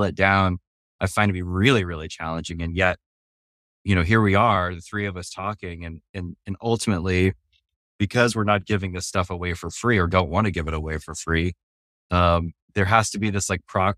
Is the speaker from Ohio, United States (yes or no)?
no; New Mexico, United States; I grew up in New Mexico, which is in the southwest of America.